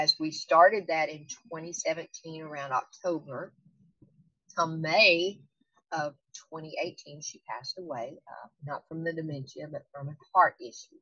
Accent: United States; I'm from the United States. I live in Arkansas

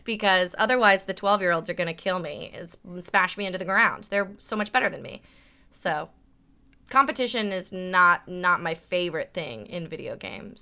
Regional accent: Burbank, California, United States; also born or lived in San Diego, United States / Brooklyn, United States; I grew up in Burbank

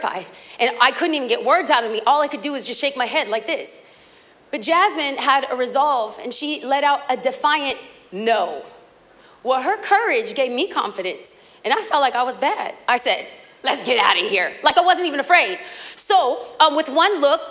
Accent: Los Angeles, California, United States; moved away as an adult; now in Orange County, United States; I might live in OC, but I was raised

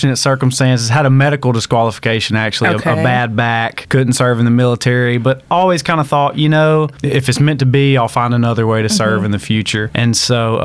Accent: Tallassee, Alabama, United States; accent: twang; moved away as an adult; also born or lived in Auburn, Alabama; now in Baytown, United States; I'm originally from a very small town in Tallahassee, Alabama

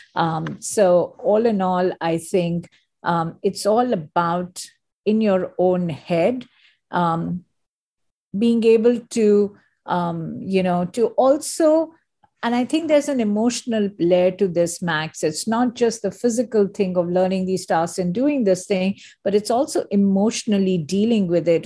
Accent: India; moved away as an adult; also born or lived in Singapore / Hong Kong / Geneva; now in United States; I am an Indian, and I totally always believe uh, India is my country

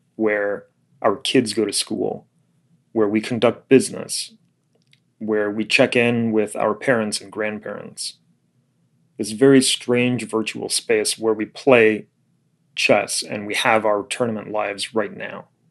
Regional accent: Florida, United States; moved away; also born or lived in Illinois; I was a little kid growing up in Florida

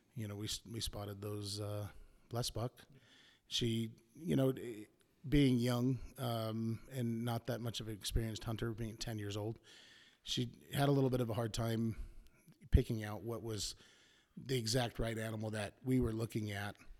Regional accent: Prescott, Arizona, United States; I'm from Prescott, Arizona. Obviously U S A.

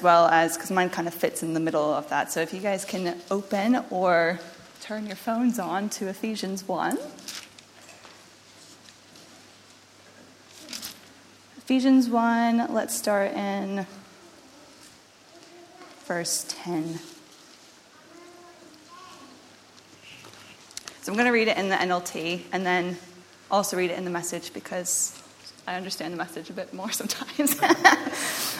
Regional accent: United States; moved away; I am obviously not from this country. I am American, but I had been living here. My family moved over here years ago

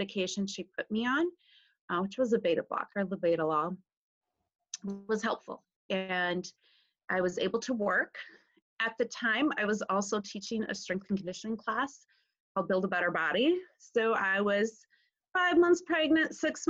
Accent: northeast Wisconsin, United States; I grew up on a dairy farm in northeast Wisconsin, about 40 minutes north of Lambeau Field

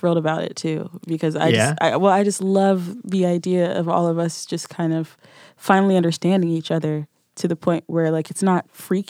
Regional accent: Nashville, Tennessee, United States; I'm from Nashville. Give my accent a second.

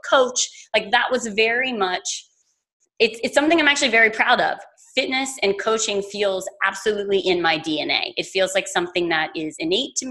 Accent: South Louisiana, United States; moved away; also born or lived in New York; I grew up in South Louisiana

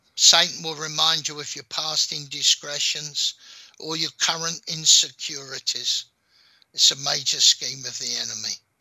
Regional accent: London, United Kingdom; accent: London; I was born in London

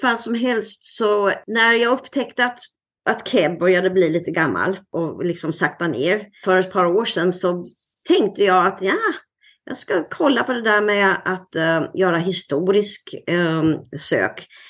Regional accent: Sweden; moved away as an adult; also born or lived in Nyhamnsläge, Sweden; now in Seattle, United States; ända sedan jag flyttade från Sverige

